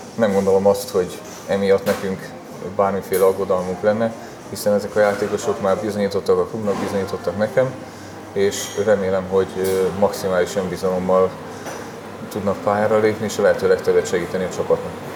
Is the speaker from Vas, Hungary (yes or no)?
yes; Szombathely, Vas, Hungary; moved away as an adult; now in Kecskemét, Hungary; a Szombathely a szülővárosom